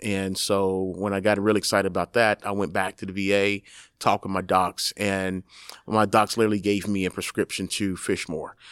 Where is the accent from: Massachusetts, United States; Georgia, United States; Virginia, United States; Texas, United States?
Texas, United States; moved away; also born or lived in New York; I'm from Texas and my father's a hunter.